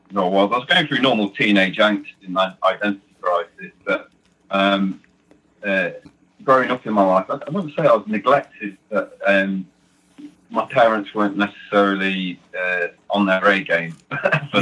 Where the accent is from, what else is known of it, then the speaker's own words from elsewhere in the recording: Nottingham, East Midlands, United Kingdom; now in North Yorkshire, United Kingdom; From Nottingham, England, originally. I live in North Yorkshire now